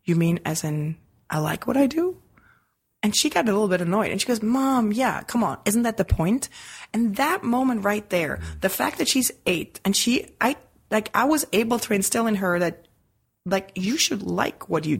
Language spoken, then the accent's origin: English; Switzerland; moved away; as a kid growing up in Switzerland